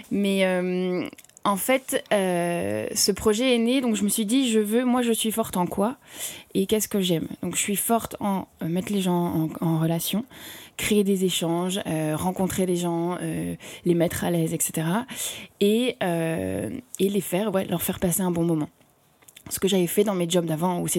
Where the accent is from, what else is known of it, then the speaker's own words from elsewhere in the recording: Paris, Île-de-France, France; also born or lived in Brussels; je suis tombée vraiment amoureuse de cette ville où euh, moi, je suis parisienne.